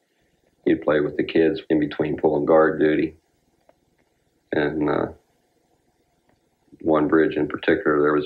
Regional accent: Pennsylvania, United States; I was from Pennsylvania.

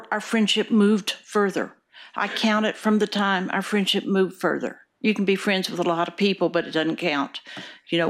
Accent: Wichita Falls, Texas, United States; moved away as an adult; now in Oregon, United States; I grew up in Wichita Falls, Texas

